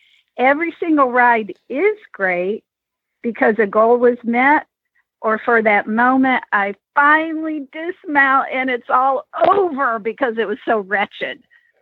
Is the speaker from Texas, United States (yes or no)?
yes; Pearland, Texas, United States; I'm from Pearland, Texas.